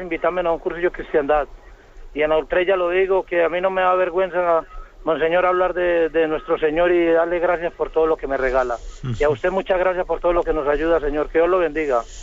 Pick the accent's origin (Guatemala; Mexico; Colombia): Colombia; moved away as an adult; now in Spain; yo soy colombiano y llevo 10 años en España